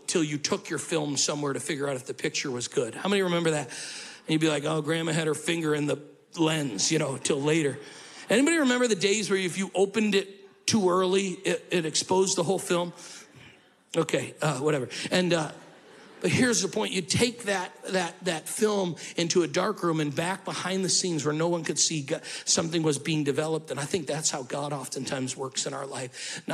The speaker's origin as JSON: {"language": "English", "town": "Syracuse", "region": "New York", "country": "United States", "tie": "born or raised there", "moved": "yes", "said": "I grew up in Syracuse, New York."}